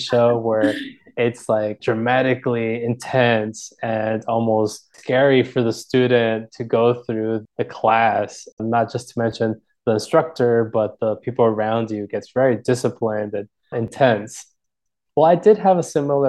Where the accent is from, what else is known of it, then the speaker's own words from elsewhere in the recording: San Diego, California, United States; now in Washington, D.C., United States; growing up in San Diego